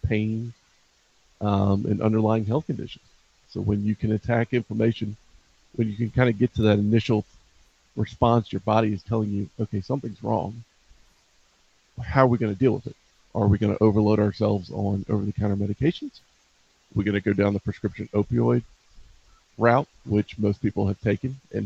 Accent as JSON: {"language": "English", "town": "Baltimore", "region": "Maryland", "country": "United States", "tie": "born or raised there", "said": "growing up in Northeast Baltimore City"}